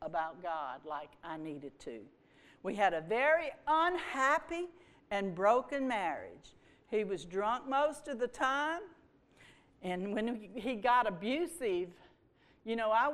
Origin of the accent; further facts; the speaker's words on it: Houma, Louisiana, United States; I was born in Houma. I'm a Cajun girl